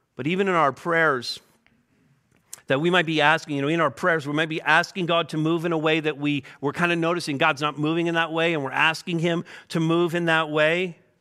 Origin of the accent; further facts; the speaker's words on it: Montreal, Quebec, Canada; moved away; I'm from Montreal